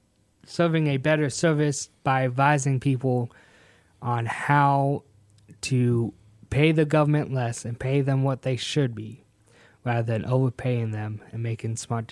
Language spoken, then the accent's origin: English; Hartford, Connecticut, United States; born there; I was born in Hartford, Connecticut. Got dragged down to the South. Happy for it. I think my heart is down here in the South.